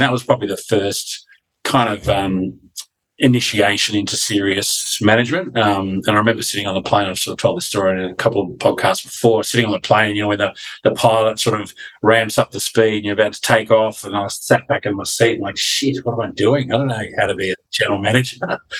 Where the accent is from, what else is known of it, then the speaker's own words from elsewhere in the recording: Canberra, Australian Capital Territory, Australia; my first job was in Canberra, where I grew up